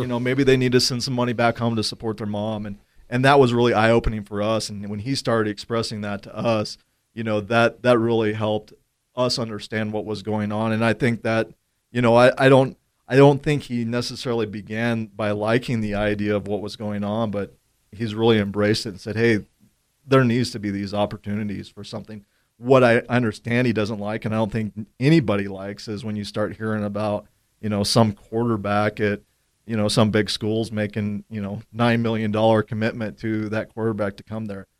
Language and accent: English; Gillette, Wyoming, United States; growing up in Gillette